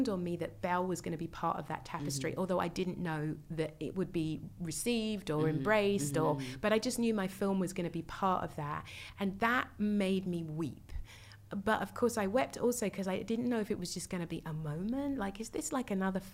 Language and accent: English; United Kingdom; being a Brit